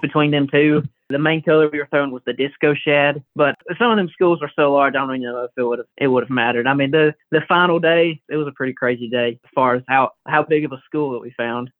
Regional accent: Jacksonville area, Alabama, United States; I went to school in uh, Pleasant Valley. It's a school maybe 20 minutes outside of JSU

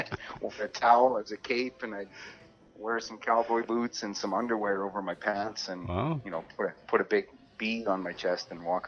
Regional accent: Fort Nelson, British Columbia, Canada; I was born in Fort St. John. Oh, see, I was wrong. Well, my folks moved to Fort Nelson. You know, I wasn't able to help with the move because I think I was 3 months old or something.

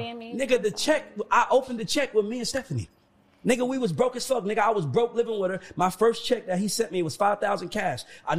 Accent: Atlanta, Georgia, United States; I'm from Atlanta

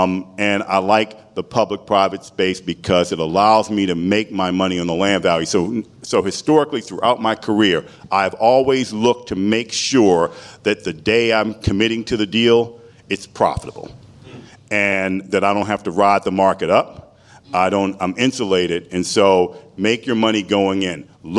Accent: Washington, District of Columbia, United States; Washington, D.C. is my hometown. I mean, if I'm going to have home field advantage, it was there. It was a predominantly black city.

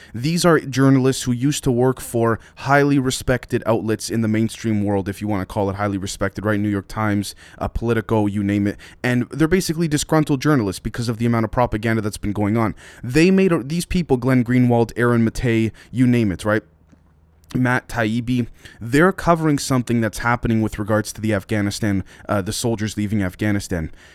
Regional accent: Canada; I'm Canadian

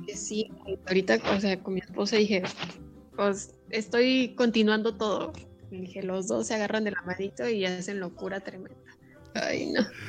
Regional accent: Jáltipan, Veracruz, Mexico; Jaltipan, mi tierra

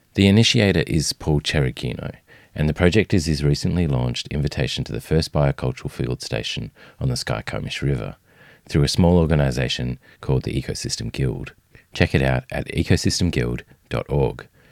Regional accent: southern Tasmania, Australia; accent: Australian; As you might guess from my accent, I'm recording this on Australian soil. My home is a small hamlet in southern Tasmania, just south of the city of Hobart.

